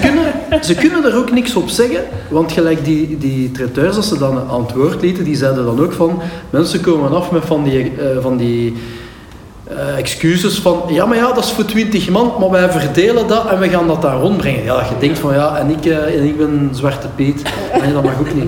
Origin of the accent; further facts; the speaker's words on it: Pepingen, Flanders, Belgium; bij ons in Pepingen